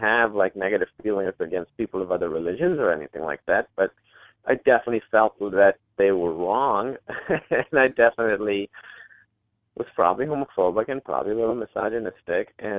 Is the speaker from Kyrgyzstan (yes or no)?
no; Pakistan; me being Pakistani or being from Pakistan